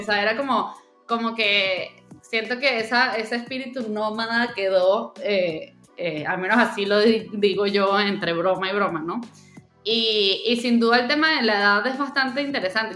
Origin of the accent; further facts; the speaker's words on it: Venezuela; moved away; also born or lived in Cancún, Mexico / Mexico City, Mexico; yo nací en Venezuela, luego me mudé a México, me mudé primero a Cancún, luego me fui a Ciudad de México